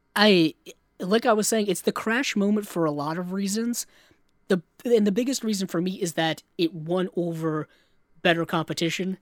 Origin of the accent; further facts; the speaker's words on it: Rhode Island, United States; my home state of Rhode Island.